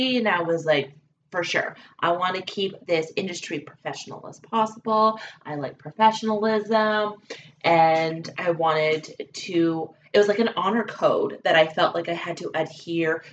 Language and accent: English; British Columbia, Canada; now in Alberta, Canada; I'm a Canadian gal, and I was born and raised actually in British Columbia. Now I am an Alberta girl